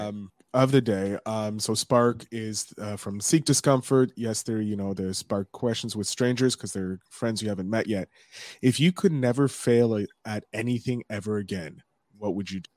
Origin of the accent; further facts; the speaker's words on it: Canada; we're both Canadian. I'm on the, uh, East Coast